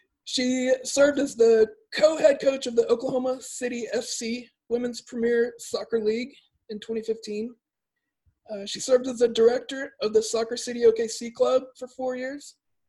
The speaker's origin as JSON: {"language": "English", "country": "Brazil", "tie": "born or raised there", "moved": "yes", "said": "I grew up in Brazil"}